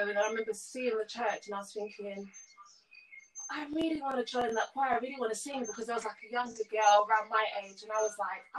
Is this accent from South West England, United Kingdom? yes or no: no; London, United Kingdom; So I grew up in North London.